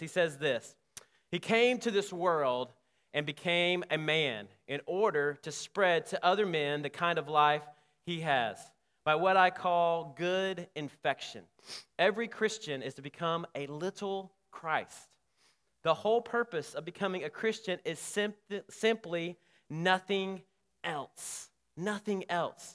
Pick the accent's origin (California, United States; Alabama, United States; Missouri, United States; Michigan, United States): Alabama, United States; Selma; I grew up in Selma, Alabama